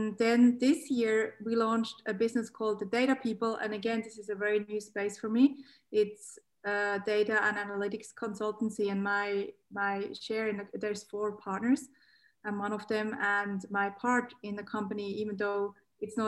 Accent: Switzerland; accent: Swiss Aussie; moved away as an adult; also born or lived in Geneva; now in Australia; I grew up in Switzerland. I have to mention that for people that think that I have an accent, because I do.

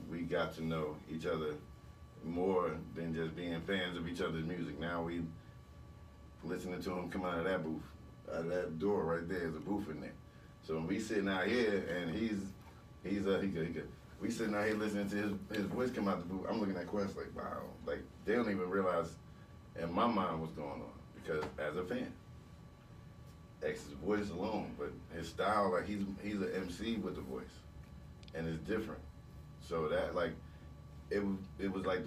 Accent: New Jersey, United States; we was from Jersey

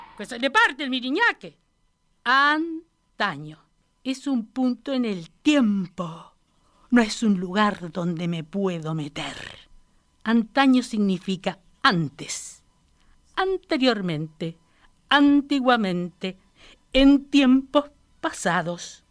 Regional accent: Florida, Uruguay; also born or lived in Castillos, Rocha, Uruguay; me crié en Florida, en realidad, 25 ah. años

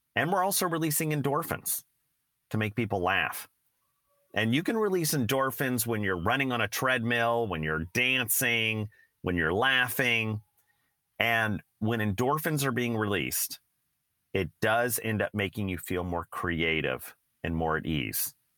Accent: San Francisco Bay Area, California, United States; Steve and I both grew up in the Bay Area.

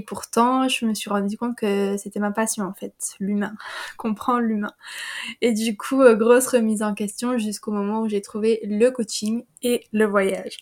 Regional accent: Wallonia, Belgium; je suis une compatriote belge. j'habite dans j'habite dans la région liégeoise

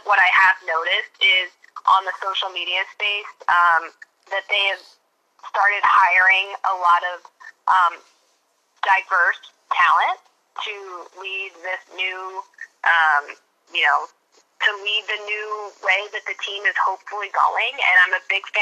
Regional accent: Philadelphia, Pennsylvania, United States; I'm from Philadelphia

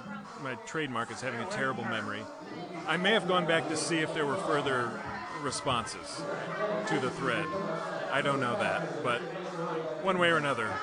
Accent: Clyde, Ohio, United States; moved away; I'm from Ohio, originally.

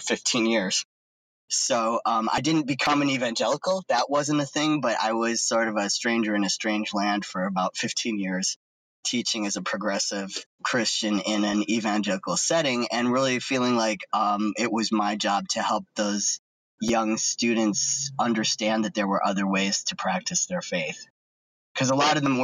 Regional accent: Cleveland, Ohio, United States; I grew up in Cleveland area in Ohio.

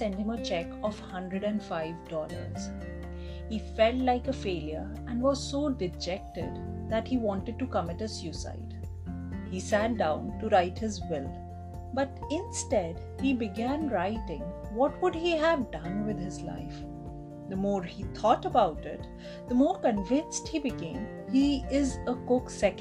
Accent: India; As an Indian woman

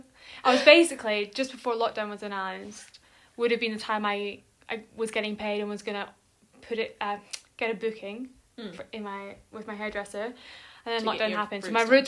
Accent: Edinburgh, Scotland, United Kingdom; moved away as an adult; also born or lived in Manchester; we're in my family home, which is in Edinburgh, with my mum, my dad, and my brother.

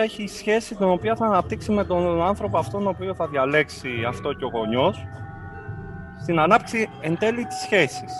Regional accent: Kavala, Eastern Macedonia and Thrace, Greece; moved away as an adult; also born or lived in Corfu; Εγώ γεννήθηκα στην Καβάλα, στην πόλη τη Καβάλα, στη τέλη του τη δεκαετία του 80. Από πολύ μικρή ηλικία άρχισα να ασχολούμαι με την τέχνη τη μουσική. Ξεκίνησα τις, τις μουσικές μου σπουδές από το Δημοτικό Οδείο της Καβάλα από την ηλικία των 6 χρόνων

